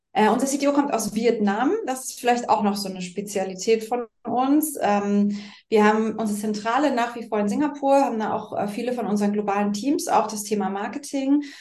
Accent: Berlin, Germany; heute in meiner Heimat Berlin, tatsächlich bei mir im Homeoffice.

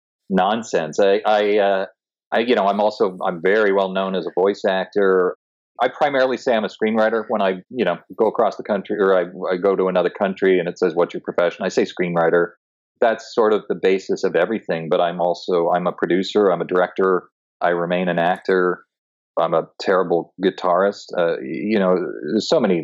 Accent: Toronto, Ontario, Canada; moved away as an adult; now in Los Angeles, United States; No, I moved here when I was 20 from Toronto, Canada, to be an actor.

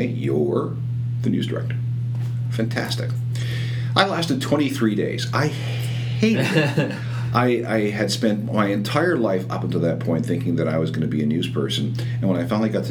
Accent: outside of Winnipeg, Manitoba, Canada; I was growing up outside of Winnipeg

